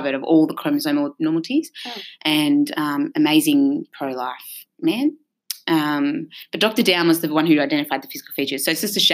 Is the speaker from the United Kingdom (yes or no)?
no; Blue Mountains, New South Wales, Australia; I grew up in the Blue Mountains, like you